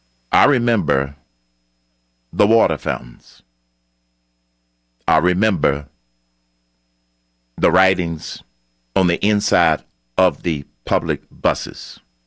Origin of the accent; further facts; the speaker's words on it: Atlanta, Georgia, United States; I grew up in Atlanta. I attended elementary school in Atlanta. I attended high school in Atlanta. I attended college in Atlanta, Morehouse College.